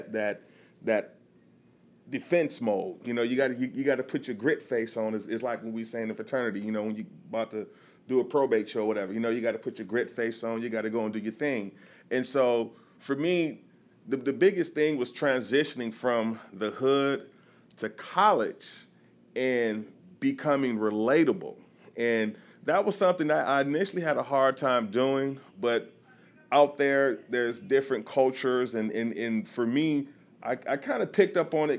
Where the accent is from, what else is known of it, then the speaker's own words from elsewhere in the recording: Detroit, Michigan, United States; also born or lived in Providence, Rhode Island; I grew up in Brightmoor